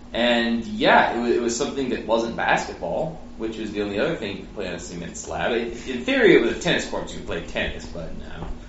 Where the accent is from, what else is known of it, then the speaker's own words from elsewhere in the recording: Nebraska, United States; Because I'm from Nebraska